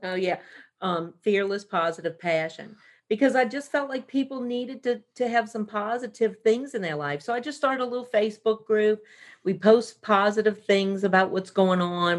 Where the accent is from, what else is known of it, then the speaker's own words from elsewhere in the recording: New Orleans, Louisiana, United States; moved away; we're both from New Orleans